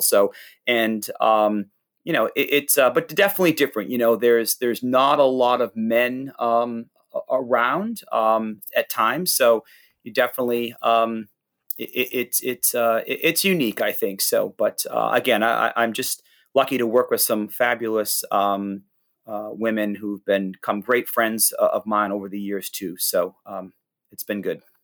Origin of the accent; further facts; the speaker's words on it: Hampton, New Hampshire, United States; my hometown in, in Hampton, New Hampshire